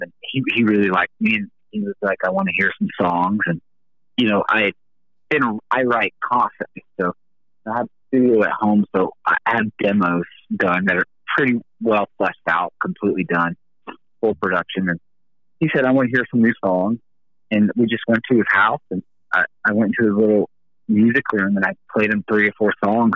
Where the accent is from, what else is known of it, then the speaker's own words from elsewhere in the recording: the South, United States; I grew up in the South